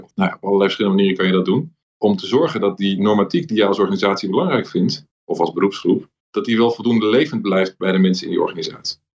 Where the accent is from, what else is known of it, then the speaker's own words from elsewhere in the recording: Amsterdam, North Holland, Netherlands; Ik ben in Amsterdam opgegroeid